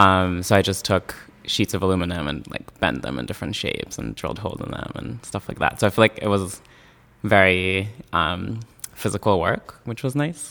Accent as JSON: {"language": "English", "town": "Yokneam", "region": "Haifa District", "country": "Israel", "tie": "born or raised there", "moved": "as an adult", "lives_now": "New York City, United States", "said": "I grew up in Yoke Now, which is a suburb of Haifa"}